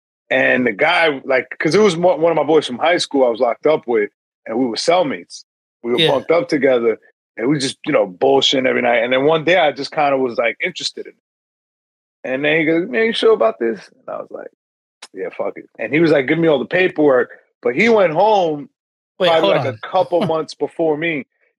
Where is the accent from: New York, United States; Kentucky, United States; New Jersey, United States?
New York, United States; Yonkers